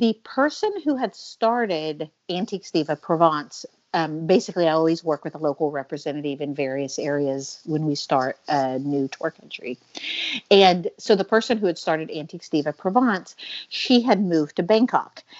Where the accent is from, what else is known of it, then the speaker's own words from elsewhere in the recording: Oklahoma, United States; moved away as an adult; also born or lived in Pennsylvania / Massachusetts / Ohio / Paris; now in Venice, Italy; My entire life, I grew up in Oklahoma in a very conservative environment